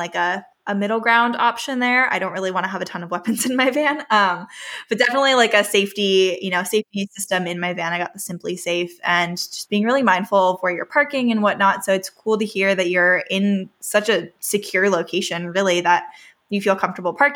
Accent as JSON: {"language": "English", "region": "California", "country": "United States", "tie": "born or raised there", "also_born_or_lived": "Vancouver", "said": "I was born and raised in California, which is on the West Coast"}